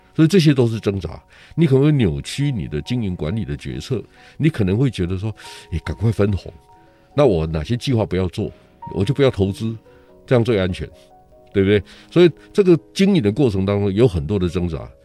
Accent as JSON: {"language": "Chinese", "region": "Yilan County", "country": "Taiwan", "said": "我是宜兰人"}